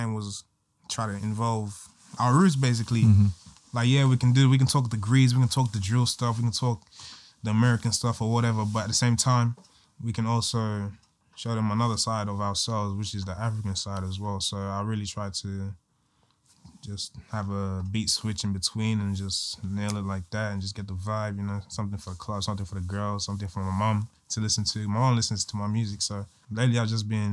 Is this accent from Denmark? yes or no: no; Sydney, New South Wales, Australia; also born or lived in Guinea / Tasmania; I was born in Guinea. I came here when I was 2, going on 3. And first place I came to, I think, was Tasmania or something. And then I just moved to Bankstown